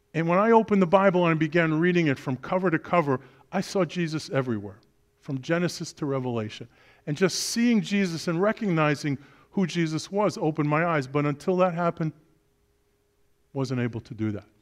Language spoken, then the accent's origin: English; New York City, New York, United States; born and raised in Brooklyn, New York